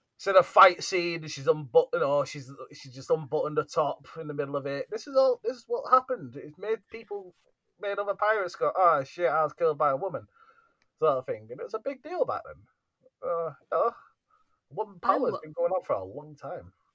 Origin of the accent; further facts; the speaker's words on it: United Kingdom; being the British, we are